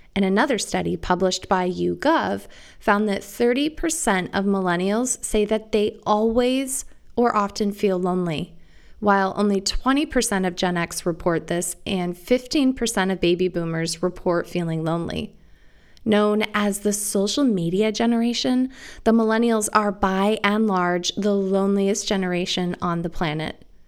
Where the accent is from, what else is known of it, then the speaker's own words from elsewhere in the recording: Iowa, United States; moved away as an adult; also born or lived in Arizona; the relaxed community centric world I grew up in and the big city paradigm that I went to medical school in was particularly apparent to me when I moved from the Midwest to Arizona for medical school. Picture Iowa in the 80s and 90s